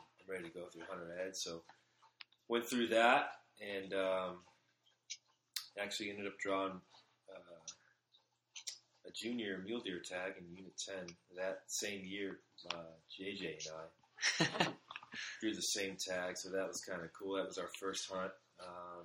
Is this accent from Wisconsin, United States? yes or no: no; Phoenix, Arizona, United States; I grew up in Phoenix, Arizona